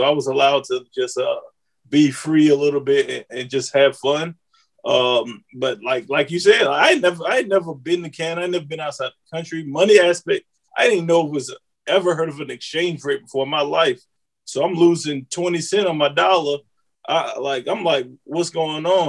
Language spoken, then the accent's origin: English; North Carolina, United States; moved away; I grew up in North Carolina.